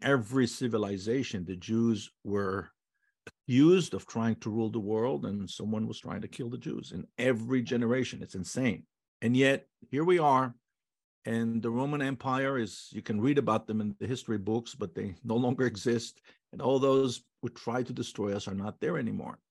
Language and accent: English; Holon, Tel Aviv District, Israel; English is a second language; moved away as an adult; also born or lived in Jaffa / New York; we were raised in the city of Cholon, which was a southern suburb of Tel Aviv. I was born in Yafo, Jaffa.